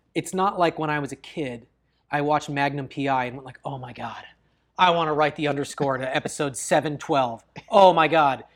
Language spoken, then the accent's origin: English; Bellingham, Washington, United States; kept a boat in my hometown